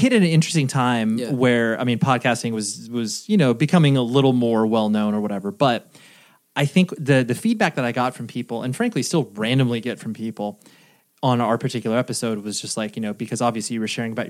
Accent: North Carolina, United States; apropos of nothing, I was raised in North Carolina. Are you aware of that?

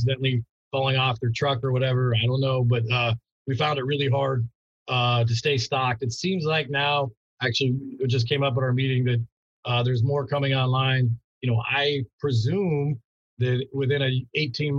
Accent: Long Beach, California, United States; I'm from Long Beach. So born and raised here, you know, lived here my whole life

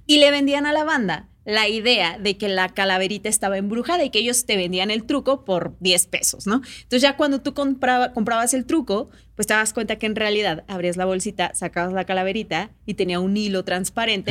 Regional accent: Oaxaca, Mexico; moved away as an adult; now in Mexico City, Mexico; Yo soy de Oaxaca, ¿no? Entonces tengo viviendo acá como unos, ¿qué será? 12 años

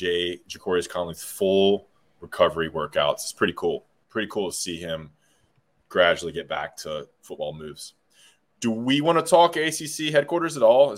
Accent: Greensboro, North Carolina, United States; Born and raised in Greensboro, you know, well connected in the Gate City.

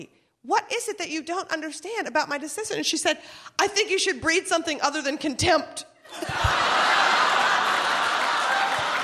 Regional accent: Minnesota, United States; moved away; We're from Minnesota.

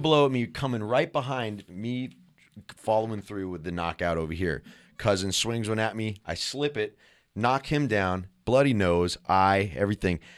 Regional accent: San Jose, California, United States; We're all from San Jose, California

